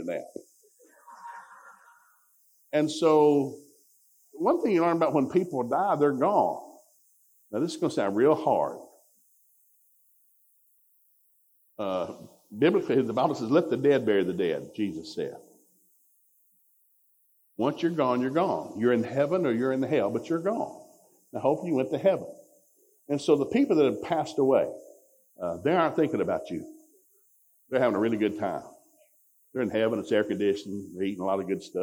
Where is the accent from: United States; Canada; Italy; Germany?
United States; Ducktown, Tennessee; We grew up in Ducktown, Tennessee